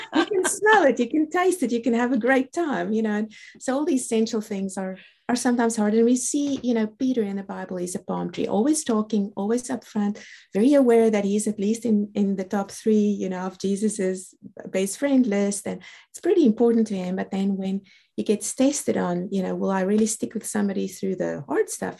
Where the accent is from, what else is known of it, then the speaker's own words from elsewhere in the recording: South Africa; accent: South African; I'm a South African born. That's the reason for the accent